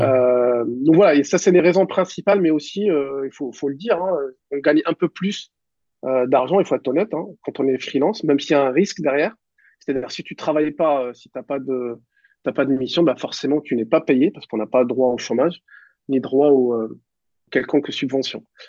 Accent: Mascara, Mascara Province, Algeria; moved away as an adult; now in Paris region, France; j'ai grandi à, à, à Mascara, en Algérie, dans, c'est dans l'ouest de, de, de l'Algérie

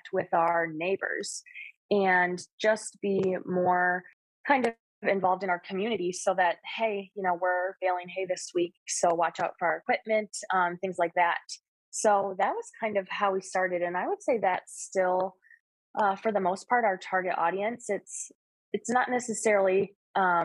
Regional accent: Wisconsin, United States; moved away as an adult; also born or lived in Western New York; now in New York, United States; I grew up in Wisconsin

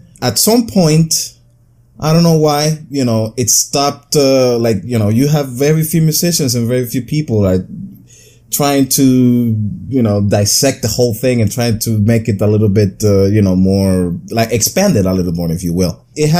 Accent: Brooklyn, New York, United States; I'm from Brooklyn, New York, USA.

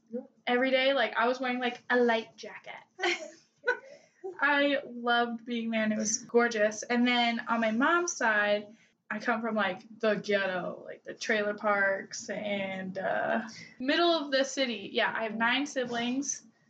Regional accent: Twin Falls, Idaho, United States; I was born and bred in Idaho. I've never lived anywhere else. My family's never lived anywhere else. I was born in Twin Falls, which is southern Idaho.

